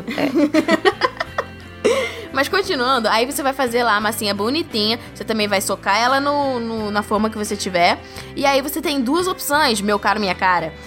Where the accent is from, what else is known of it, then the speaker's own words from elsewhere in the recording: Rio de Janeiro, Brazil; eu sou do Rio